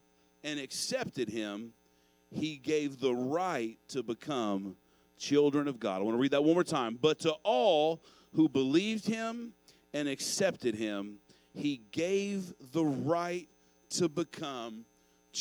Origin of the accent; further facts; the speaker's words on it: Owensboro, Kentucky, United States; When I was a kid growing up in Owensboro, Kentucky